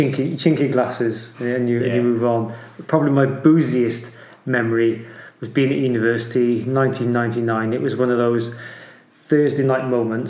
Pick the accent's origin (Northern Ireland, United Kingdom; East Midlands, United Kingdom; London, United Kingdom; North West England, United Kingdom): East Midlands, United Kingdom; There's no being a Welshman living in England and where I'm from in Derbyshire, you can pretty much count them on one hand.